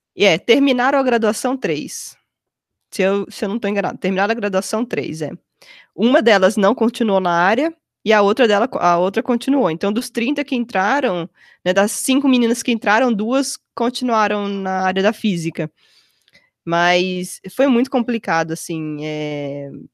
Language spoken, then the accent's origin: Portuguese; Mogi das Cruzes, São Paulo, Brazil; moved away as an adult; also born or lived in Campinas; now in Chicago area, United States; eu consegui uma bolsa numa escola lá em Mogi das Cruzes, onde eu cresci